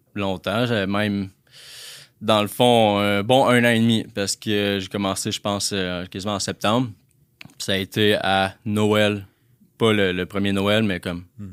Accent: La Tuque, Quebec, Canada; moved away; je viens de Latuc. Les gens qui connaissent Latuc, c'est euh, une petite région, une petite ville, dans le fond, à deux heures de Trois-Rivières dans le bois

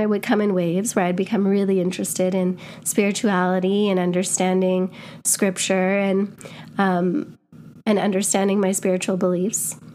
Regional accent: Winnipeg, Manitoba, Canada; moved away as an adult; now in London, United Kingdom; I'm from Winnipeg

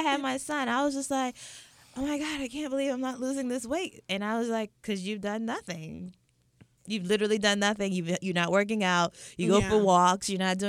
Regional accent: Atlanta, Georgia, United States; also born or lived in St. Elizabeth, Jamaica; St. Elizabeth, Jamaica. So we came over when I was four, but grew up in Atlanta, went back. And I tell people, I was kind of raised in Atlanta

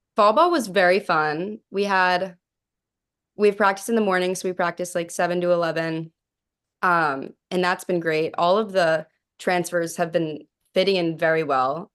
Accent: Pittsburgh, Pennsylvania, United States; moved away; I grew up in Pittsburgh

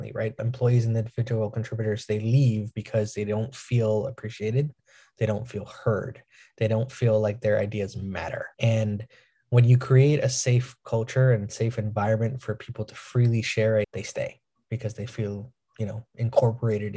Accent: New York, United States; I'm from New York

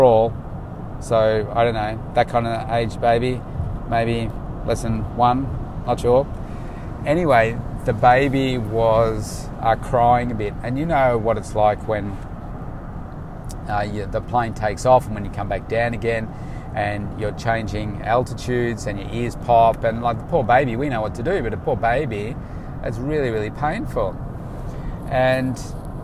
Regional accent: Melbourne, Victoria, Australia; I'm from Melbourne

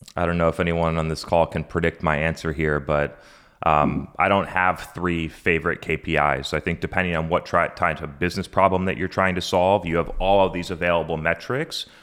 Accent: Brookline, New Hampshire, United States; I grew up in a small town in New Hampshire called Brookline, New Hampshire, population 4,000

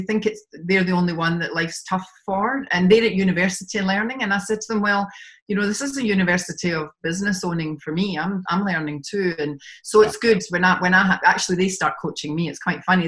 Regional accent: Glasgow, Scotland, United Kingdom; now in Sydney, Australia; I'm originally from Glasgow in Scotland, have moved around and lived in different parts of the world, and finally settled in Sydney in Australia

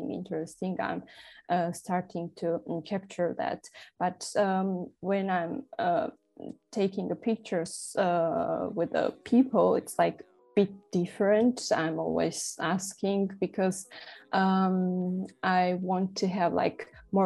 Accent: Tbilisi, Georgia; moved away as an adult; now in Berlin, Germany; I'm originally from Georgia. I grew up in Tbilisi

